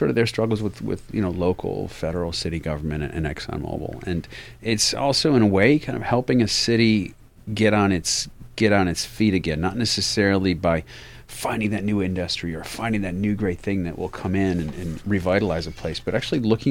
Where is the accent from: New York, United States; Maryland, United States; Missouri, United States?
New York, United States; Ogdensburg; moved away; my hometown in upstate New York